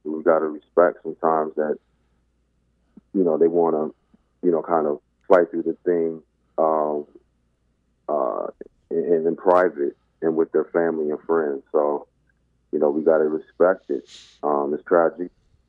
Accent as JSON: {"language": "English", "town": "South Bend", "region": "Indiana", "country": "United States", "also_born_or_lived": "Dallas / Plano, Texas", "lives_now": "Detroit, United States", "said": "I'm proud to say I'm originally from South Bend, Indiana, by way of Dallas or Plano, Texas. But the majority of my life I've spent in Detroit."}